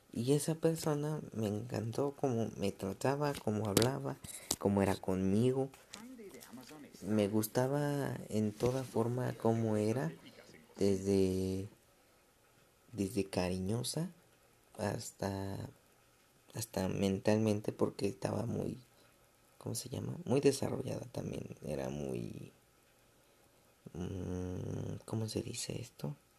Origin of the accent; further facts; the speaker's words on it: Mexico City, Mexico; yo soy de la Ciudad de México